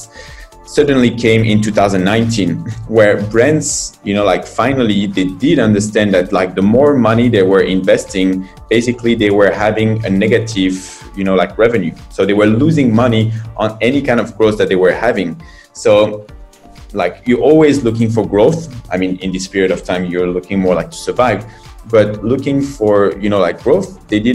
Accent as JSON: {"language": "English", "country": "France", "moved": "as an adult", "lives_now": "China", "said": "I'm from France. I've been in China and started this adventure 9 years ago."}